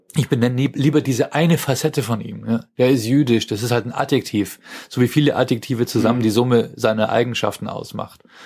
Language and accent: German; Germany; als Deutscher